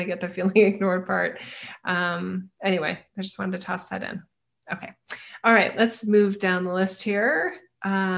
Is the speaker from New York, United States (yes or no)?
no; Idaho, United States; I'm from Idaho.